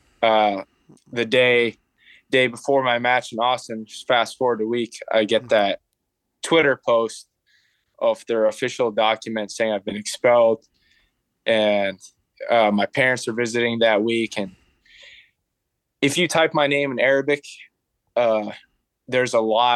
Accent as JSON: {"language": "English", "region": "Abu Dhabi", "country": "United Arab Emirates", "tie": "born or raised there", "said": "I grew up in Abu Dhabi"}